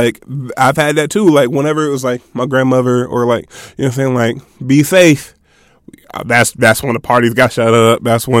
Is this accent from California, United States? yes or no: no; Cincinnati, Ohio, United States; I'm a junior. I'm from Cincinnati.